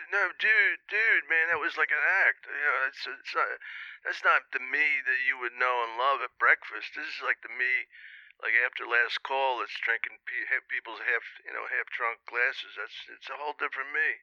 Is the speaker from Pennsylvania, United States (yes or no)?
yes; Philadelphia, Pennsylvania, United States; also born or lived in New York; I'm from Philly